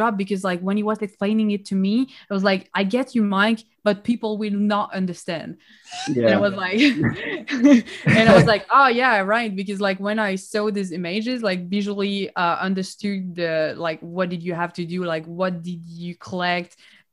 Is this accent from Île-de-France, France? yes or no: no; Nice, Provence-Alpes-Côte d'Azur, France; moved away as an adult; also born or lived in Paris; now in Canada; I live in Canada, but I am originally from Nice. I was born there.